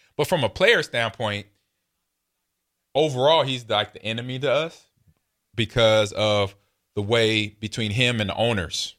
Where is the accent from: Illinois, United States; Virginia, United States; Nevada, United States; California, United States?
California, United States; now in Nebraska, United States; I grew up in Cali